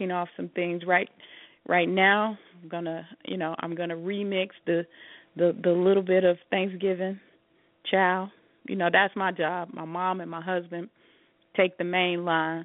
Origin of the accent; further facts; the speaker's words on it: Chicago, Illinois, United States; I'm a Chicagoan, Rodney. I'm a Chicagoan to my heart till